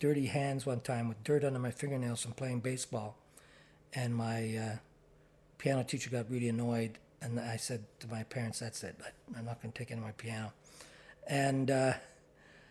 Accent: Ottawa, Ontario, Canada; moved away as an adult; also born or lived in Toronto; I'm from Ottawa and born and raised

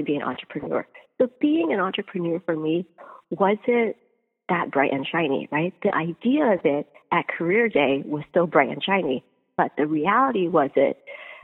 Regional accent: United States; we're born and raised in America and we speak English at home

